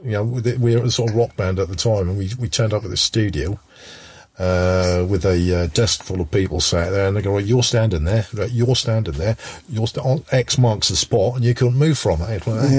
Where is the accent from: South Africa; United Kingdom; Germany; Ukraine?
United Kingdom; East Anglia, East of England; we come from East Anglia.